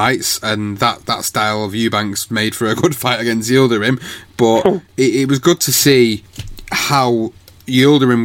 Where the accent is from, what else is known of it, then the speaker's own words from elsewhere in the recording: United Kingdom; as a British fight fan